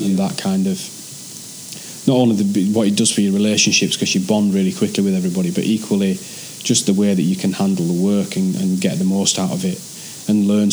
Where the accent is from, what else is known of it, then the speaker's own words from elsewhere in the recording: Barnsley, Yorkshire and the Humber, United Kingdom; accent: Yorkshire; also born or lived in London; now in Manchester, United Kingdom; When you're from Yorkshire, there's some words you'll never be able to change.